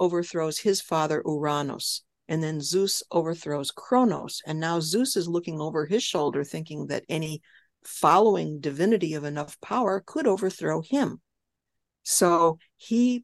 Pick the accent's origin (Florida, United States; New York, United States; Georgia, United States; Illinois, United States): Illinois, United States; West Chicago; I grew up in Illinois